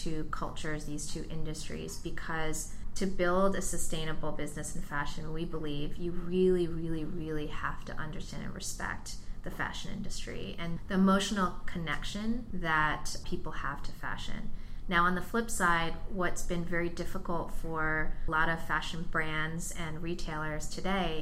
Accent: New York area, United States; now in Silicon Valley, United States; I'm originally from the New York area and I come from the fashion world

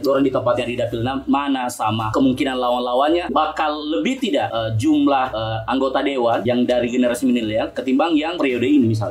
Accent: Palu, Central Sulawesi, Indonesia; saya warga Palu Barat ini

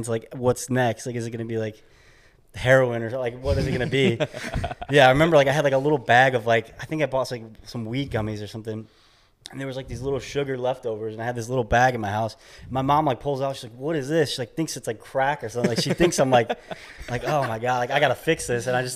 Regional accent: Chicago, Illinois, United States; moved away as an adult; also born or lived in New York / Indianapolis, Indiana; I grew up in the Midwest, like Chicagoland area

